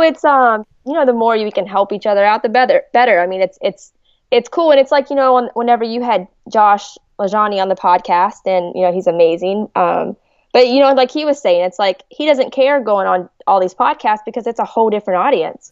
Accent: Hurricane, West Virginia, United States; also born or lived in Charleston, West Virginia; I was born in Charleston, West Virginia. So, you know, just always been, always been East Coast. But no, I, I, I loved West Virginia. It was a great state to grow up

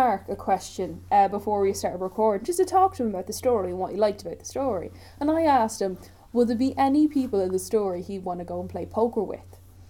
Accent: Ireland; accent: countrywoman; my countrywoman accent's coming out.

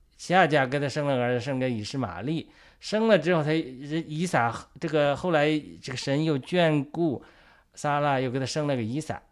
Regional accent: China; 我们作为中国人讲，我们苦难还少吗？

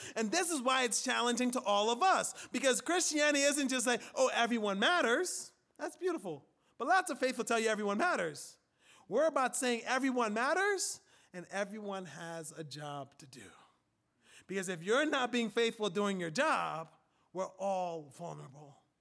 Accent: Liberia; moved away; In Africa, where I'm from, in West Africa, primarily Liberia, right, my country

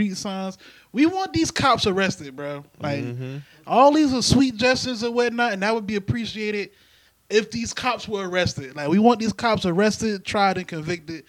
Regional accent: the South, United States; I'm from the South

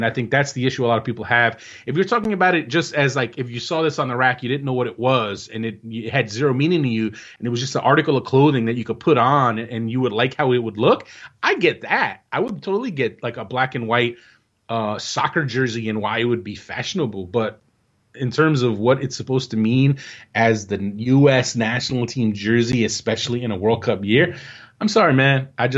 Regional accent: United States; and as fans, as American soccer fans, and you want to root for this team and be all patriotic and be about your country

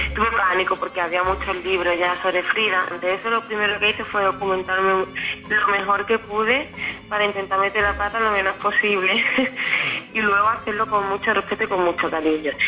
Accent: Spain; de España

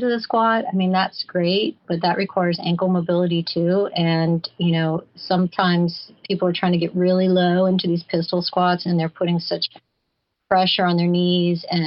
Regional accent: Flagler Beach, Florida, United States; my hometown of Flagler Beach

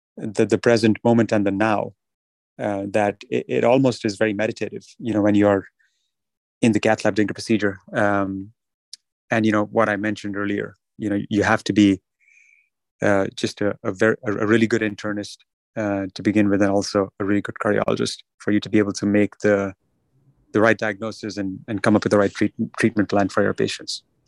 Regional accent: New Delhi, Delhi, India; moved away; growing up in New Delhi in India

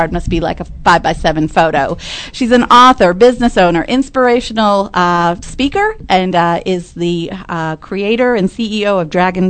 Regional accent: Massachusetts, United States; now in Texas, United States; I'm from Massachusetts originally

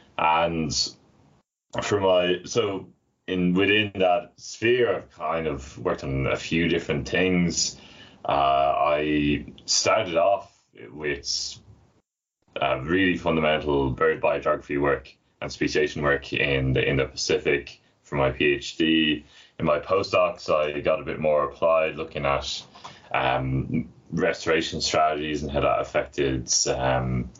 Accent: Dublin, Leinster, Ireland; also born or lived in Newcastle, United Kingdom; I'm from Dublin originally, and I'm back working there now.

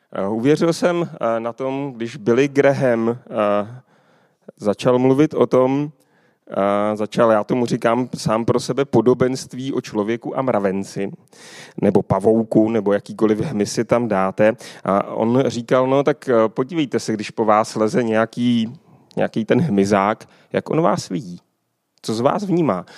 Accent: Kolín, Central Bohemian Region, Czechia; Pocházím tady z Kolína

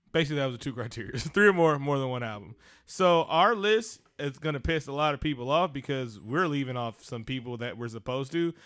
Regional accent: West Coast, United States; I grew up on the West Coast

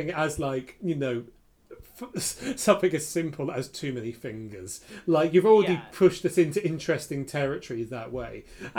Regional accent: England, United Kingdom; we are English

